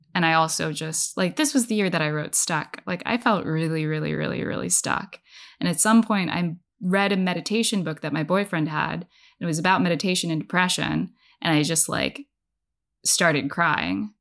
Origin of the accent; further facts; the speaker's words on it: Bay Area, California, United States; now in Washington, D.C., United States; I'm from the Bay Area. I went to college there